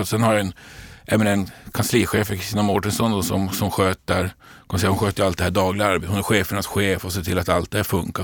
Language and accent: Swedish; Luleå, Norrbotten County, Sweden; moved away as an adult; now in Stockholm, Sweden; jag är född och uppvuxen uppe i Luleå i, i Norrbotten